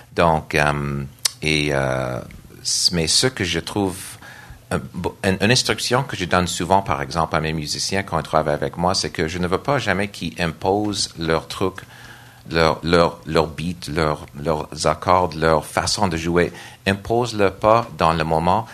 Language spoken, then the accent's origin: French; Nova Scotia, Canada; French is a second language; moved away as an adult; now in Montreal, Canada; je suis d'origine de Nouvelle-Écosse